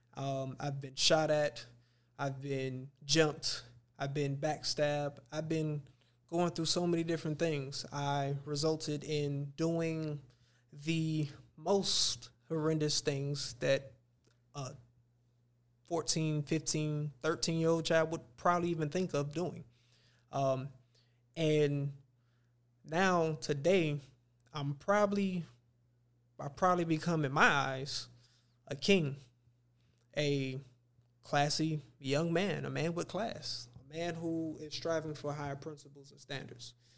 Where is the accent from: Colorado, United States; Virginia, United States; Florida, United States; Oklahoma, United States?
Florida, United States; Miami; I grew up in Dade County.